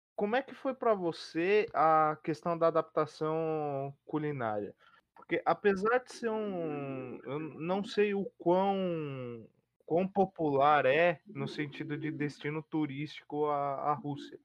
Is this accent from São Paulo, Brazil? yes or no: yes; São Paulo, Brazil; eu sou paulista, eu gosto do frio de São Paulo.